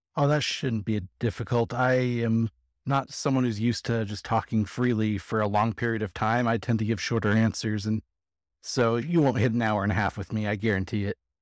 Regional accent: California, United States; now in Las Vegas, United States; I'm actually from California, but I live in Vegas.

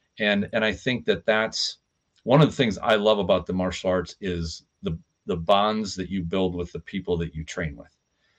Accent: United States; I'm an American.

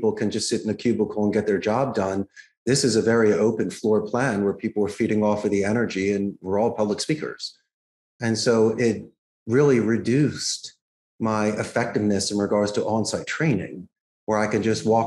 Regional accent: Philadelphia, Pennsylvania, United States; now in Costa Rica; I grew up in Philadelphia

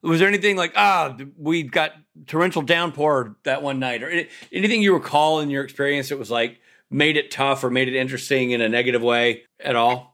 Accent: Nashville, Tennessee, United States; I'm from Nashville

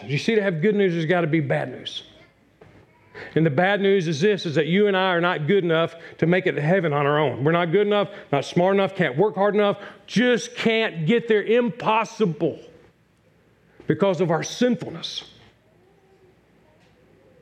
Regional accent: Newport News, Virginia, United States; Newport News, Virginia, my hometown

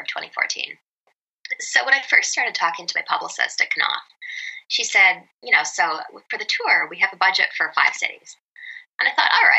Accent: British Columbia, Canada; moved away as an adult; now in New York City, United States; I'm originally from Canada. I grew up on a small island off the west coast of British Columbia.

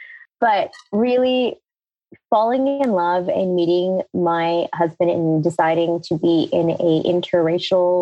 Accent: United States; it was like a typical immigrant story into America, right? Like I was growing up being American, but also heavily being Indian

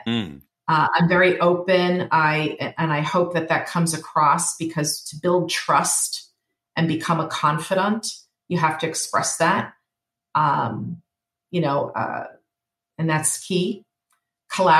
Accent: New York, United States; being a New Yorker

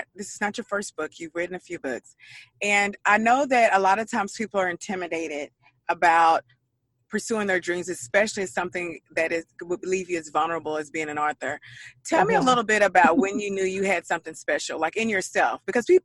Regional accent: Dallas, Texas, United States; I'm from Dallas, Texas

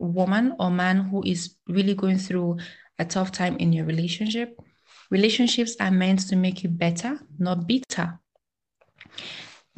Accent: Nigeria; as a Nigerian, as a proud African

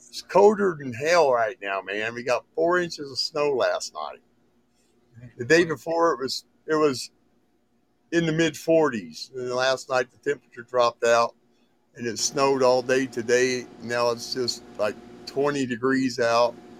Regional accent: Indiana, United States; moved away as an adult; also born or lived in Fort Gordon, Georgia; now in Montana, United States; I was born in Georgia, born in Fort Gordon, Georgia home of the 82nd Airborne's original household. And I moved to Indiana, was raised in Indiana with, when I was a little kid

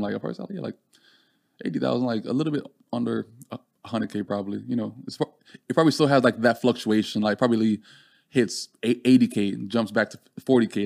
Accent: Jamaica; now in United States; growing up in Jamaica

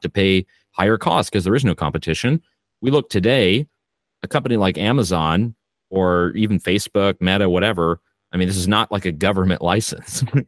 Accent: Canada; I am Canadian

